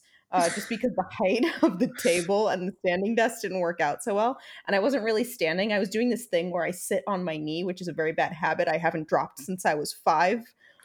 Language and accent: English; New York, United States; I feel like as a New Yorker, we get very dramatic.